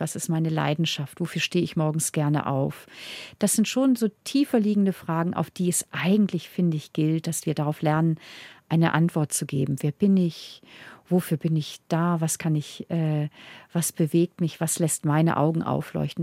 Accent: Northern Germany, Germany; also born or lived in Munich, Germany; now in Vienna, Austria; Und ich als Norddeutsche habe aber, als ich hier auch gelebt habe in Bayern

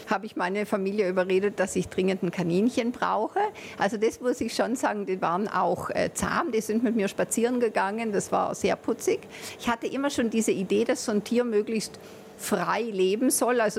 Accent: Trentino-Alto Adige, Italy; also born or lived in Bologna; Ja, also ich war auf der deutschen Schule. In Italien, in Südtirol kann man ja wählen, auf welche Schule man geht. Ich war auf der deutschsprachigen Schule, aber immer mit der Zweitsprache Italienisch

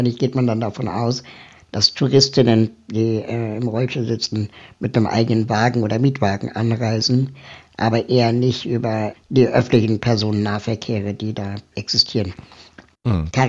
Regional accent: Peru; German is a second language; now in Berlin, Germany; ich kann ja, obwohl ich schon seit 42 Jahren in Berlin wohne, wirst du selbst von Berlinern nicht als Berliner wahrgenommen, sondern immer nur der, der aus Peru ist.

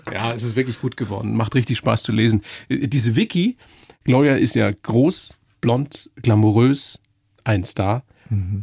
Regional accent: Upper Palatinate, Bavaria, Germany; moved away; In der Oberpfalz ist das ganz genauso, wo ich herkomme

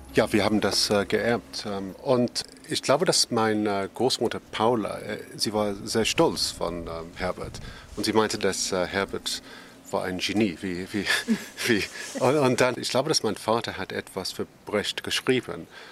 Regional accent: Northern England, United Kingdom; German is a second language; wir hatten immer Tannenbaum als Kind in Nordengland

